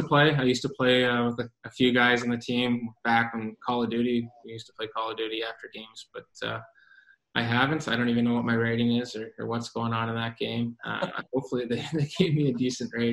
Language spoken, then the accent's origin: English; London, Ontario, Canada; my hometown of London, Ontario